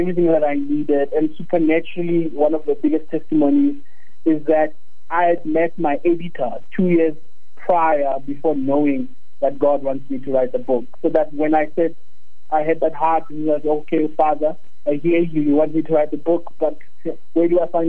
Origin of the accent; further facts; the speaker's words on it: Mpumalanga, South Africa; English is a second language; moved away as an adult; also born or lived in Stellenbosch; I grew up in Mpumalanga, so we never actually got to speak English, you know, as a way of communication until I got to University of Stellenbosch